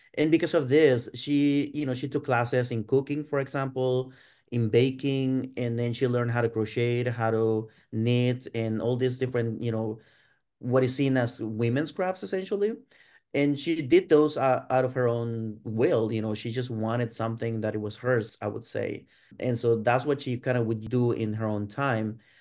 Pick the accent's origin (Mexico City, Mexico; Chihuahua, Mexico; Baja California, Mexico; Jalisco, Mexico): Chihuahua, Mexico; Ciudad Juárez; moved away as an adult; now in United States; I was born and raised in Ciudad Juarez, uh, which is on the border with El Paso, Texas, in the Mexican side